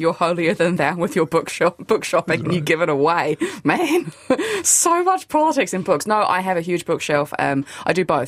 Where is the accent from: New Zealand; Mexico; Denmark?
New Zealand; Auckland; I didn't grow up in Beechhaven, I grew up in Albany.